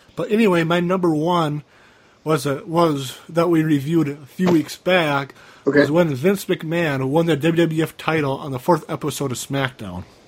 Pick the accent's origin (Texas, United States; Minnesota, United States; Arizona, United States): Minnesota, United States; Cambridge; 2002 was a year where I moved from Malacca, Minnesota, after the day after my eighth grade year ended in Malacca High School. I moved back to Cambridge